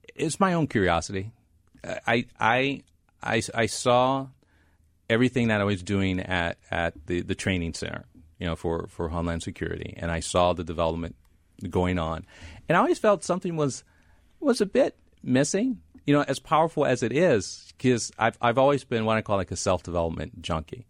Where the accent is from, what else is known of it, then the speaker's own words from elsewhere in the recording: Midwest, United States; moved away as an adult; also born or lived in Stanford, California; I came from the Midwest